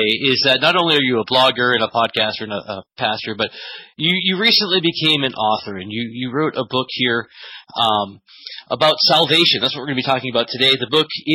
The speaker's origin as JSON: {"language": "English", "region": "New England", "country": "United States", "also_born_or_lived": "Tennessee", "moved": "yes", "lives_now": "Beloit, United States", "said": "I'm up north now, and I'm from the New England area"}